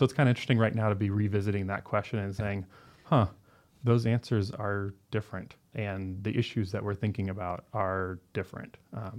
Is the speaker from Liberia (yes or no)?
yes; Liberia; It's like, yeah, I remember as a kid growing up in Liberia